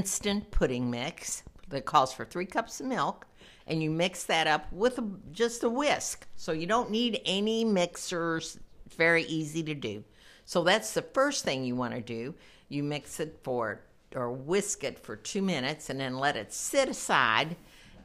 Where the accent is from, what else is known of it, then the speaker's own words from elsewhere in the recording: Southern Indiana, United States; now in Chicago, United States; I'm from Southern Indiana